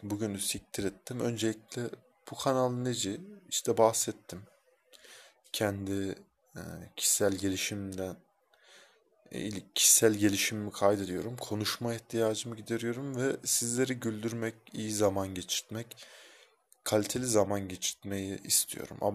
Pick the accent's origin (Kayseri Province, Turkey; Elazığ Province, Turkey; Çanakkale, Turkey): Kayseri Province, Turkey; Kayseri; Kayserliyim. Ruhum Helsinkili ama Kayseri'ye hapsolmuş bedenim. İlginçtir ki çıkamıyorum da.